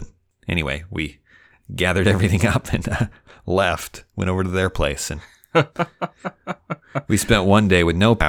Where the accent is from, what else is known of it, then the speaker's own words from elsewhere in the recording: Idaho, United States; now in Dallas, United States; I'm originally from Idaho